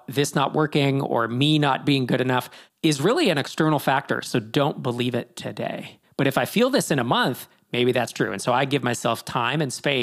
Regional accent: East Bay area, California, United States; I grew up in the East Bay area

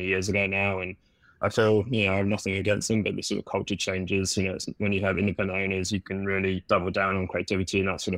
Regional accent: London, United Kingdom; moved away as an adult; now in New York, United States; can probably hear my accent. I'm not originally from New York, from the small little town of London back in the UK

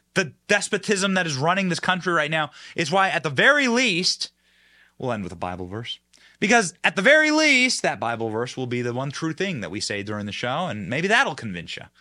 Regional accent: Iowa, United States; I was raised in Iowa

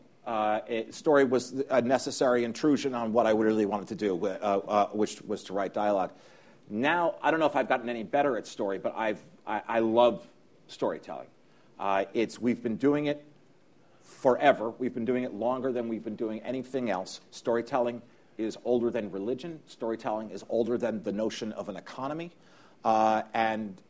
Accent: New York, United States; I grew up here in New York

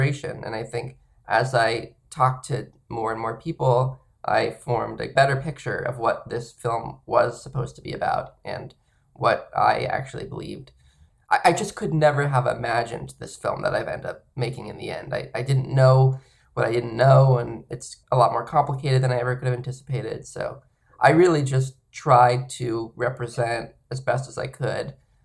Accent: San Diego, California, United States; moved away as an adult; now in Los Angeles, United States; I'm from Southern California. Yeah, I'm originally from San Diego, and then now I'm in Los Angeles

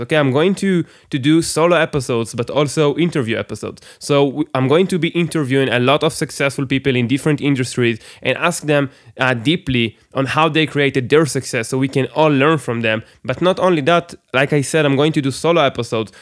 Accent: Israel; English is a second language; I'm, I'm from Israel, by the way, everybody. So I, I, English is my second language

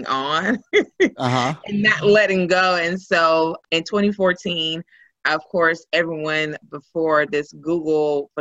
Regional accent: Houston, Texas, United States; I am originally from Houston

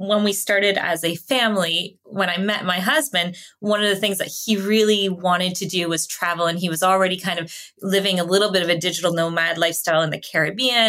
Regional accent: Canada; first language English; I was born and raised in Canada

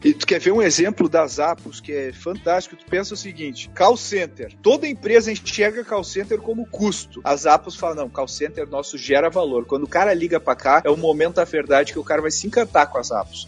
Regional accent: Gaúcho, Rio Grande do Sul, Brazil; eu sou gaúcho

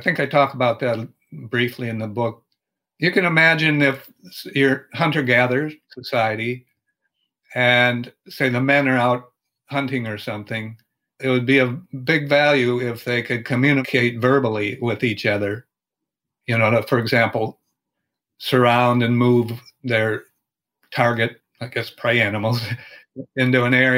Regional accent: Minnesota, United States; I'm from Minnesota, and for example, there's a lot of snow in the winter

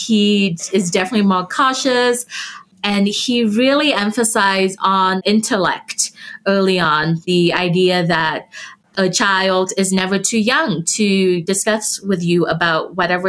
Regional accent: Vietnam; now in Colorado, United States; I'm from Vietnam

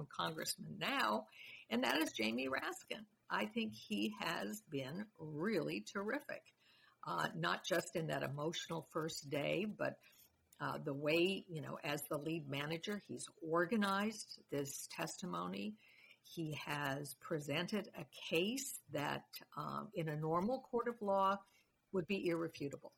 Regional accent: Colorado, United States; I grew up in Colorado. I've lived in Colorado, voted in Colorado much of my life

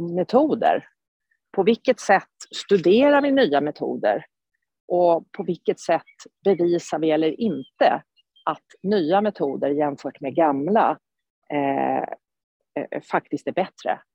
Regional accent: Sweden; som svensk

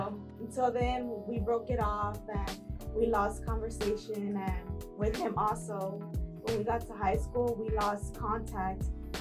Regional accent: Houston, Texas, United States; Born and raised in Houston, Texas.

